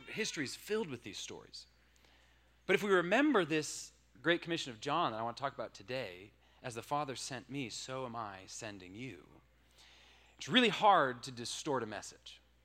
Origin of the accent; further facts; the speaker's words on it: Washington, United States; moved away as an adult; I'm from Washington State. That's where I grew up.